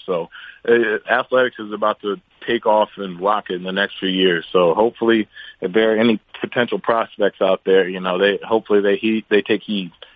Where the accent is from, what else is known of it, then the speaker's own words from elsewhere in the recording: Baltimore, Maryland, United States; I grew up in Baltimore and went to school for college in Baltimore